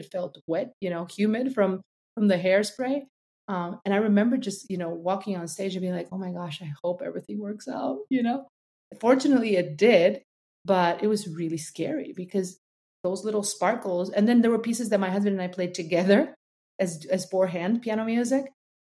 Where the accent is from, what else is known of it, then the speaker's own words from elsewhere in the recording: Cuba; now in United States; Charleston is a city where we arrived when we came from Cuba.